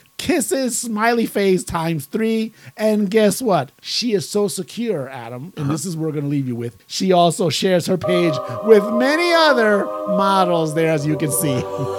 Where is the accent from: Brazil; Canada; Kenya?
Brazil; Is telling you, I'm from Brazil.